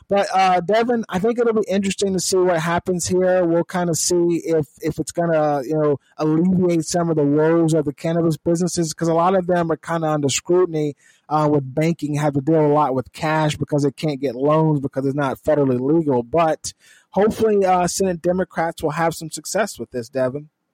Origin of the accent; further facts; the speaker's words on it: California, United States; I'm from California